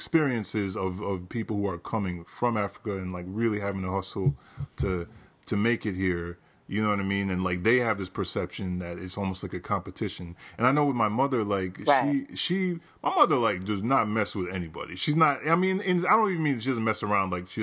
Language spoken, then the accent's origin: English; Jamaica; as a Jamaican myself